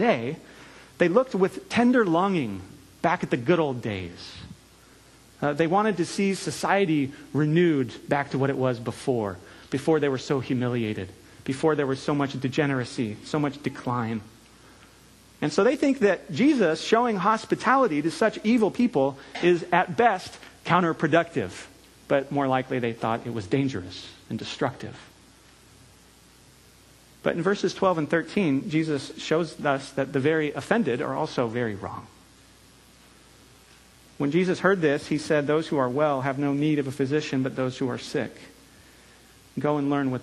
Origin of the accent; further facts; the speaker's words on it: California, United States; moved away; I'm from California